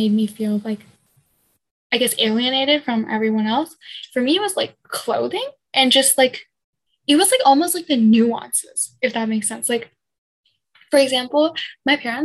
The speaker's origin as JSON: {"language": "English", "country": "United States", "tie": "born or raised there"}